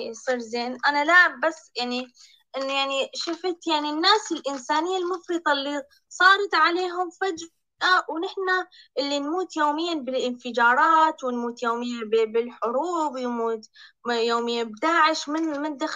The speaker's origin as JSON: {"language": "Arabic", "country": "Iraq", "said": "انا من العراق"}